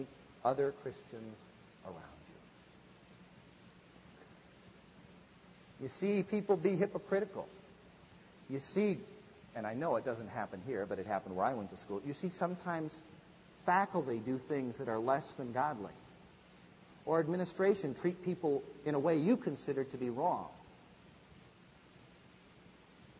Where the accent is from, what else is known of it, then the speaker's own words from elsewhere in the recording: Midwest, United States; I grew up in the Midwest, and we just didn't have a lot of big churches.